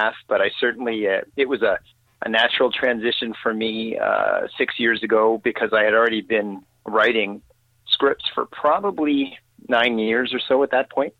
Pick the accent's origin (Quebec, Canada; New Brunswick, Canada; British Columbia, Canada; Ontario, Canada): Ontario, Canada; Sudbury; moved away as an adult; also born or lived in Toronto; I grew up in Northern Ontario in Canada, in a city called Sudbury.